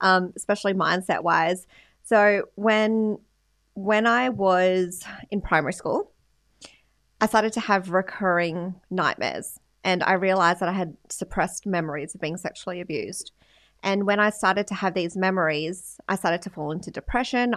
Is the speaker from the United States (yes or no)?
no; Sydney, New South Wales, Australia; also born or lived in Philippines; now in Gold Coast, Australia; I grew up in the western suburbs of Sydney, Australia.